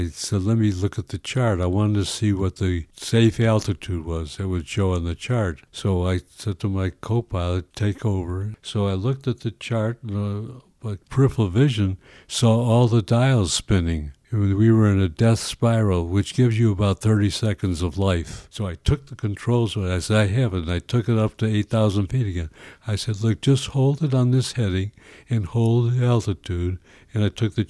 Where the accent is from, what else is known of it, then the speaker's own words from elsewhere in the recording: Chicago, Illinois, United States; My mother and father were both born in Chicago, and I was born in Chicago